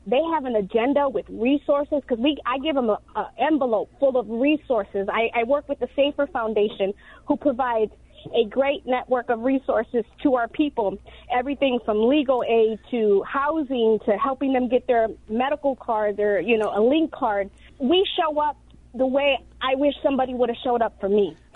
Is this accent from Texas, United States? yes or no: no; Chicago, Illinois, United States; I grew up in South Chicago